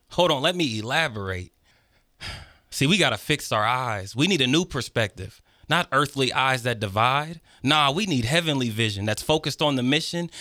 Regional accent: Fairborn, Ohio, United States; Growing up in Fairborn, and to nobody's fault, there's just not a lot of things for youth

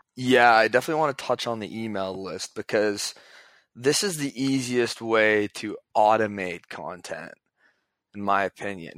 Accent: Toronto, Ontario, Canada; I'm from Toronto

